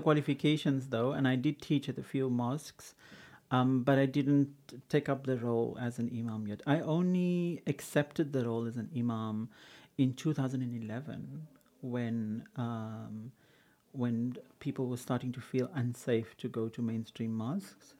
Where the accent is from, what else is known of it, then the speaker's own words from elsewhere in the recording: Cape Town, Western Cape, South Africa; In, in Kenwyn, yeah. In, in those days it used to be called Samboklan.